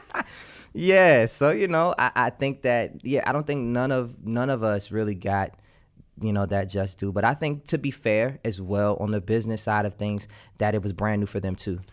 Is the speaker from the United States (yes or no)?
yes; Washington, District of Columbia, United States; I'm from Washington, D C